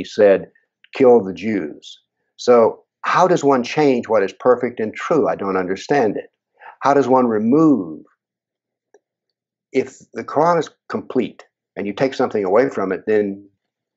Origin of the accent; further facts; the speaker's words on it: United States; as an American